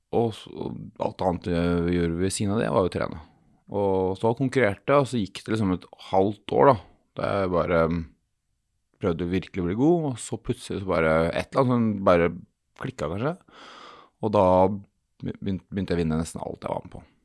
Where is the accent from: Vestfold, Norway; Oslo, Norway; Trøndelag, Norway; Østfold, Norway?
Vestfold, Norway; Sandefjord; jeg er fra Sandefjord